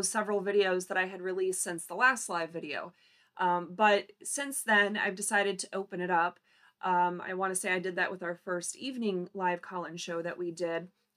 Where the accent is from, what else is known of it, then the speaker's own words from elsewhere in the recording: Upper Peninsula of Michigan, United States; I was born in the UP